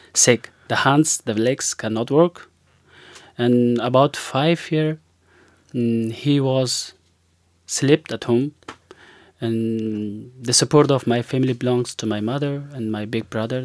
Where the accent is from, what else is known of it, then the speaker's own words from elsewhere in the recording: Afghanistan; English is a second language; moved away as an adult; I'm also from Afghanistan.